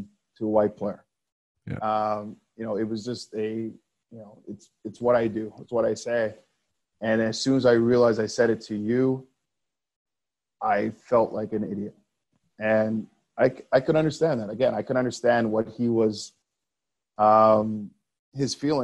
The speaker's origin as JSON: {"language": "English", "town": "Montreal", "region": "Quebec", "country": "Canada", "tie": "born or raised there", "said": "growing up in Montreal, you know, I played on some really good teams as a kid"}